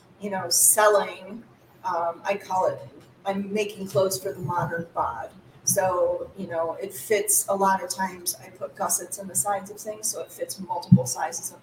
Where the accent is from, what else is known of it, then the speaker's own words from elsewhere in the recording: Ohio, United States; moved away as an adult; now in Lansing, United States; I'm originally from Ohio. I grew up in Ohio, but I moved up here to Michigan